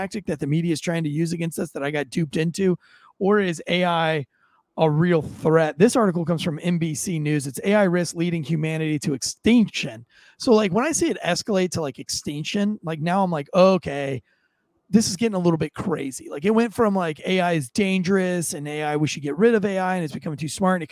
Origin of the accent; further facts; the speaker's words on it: United States; I am an American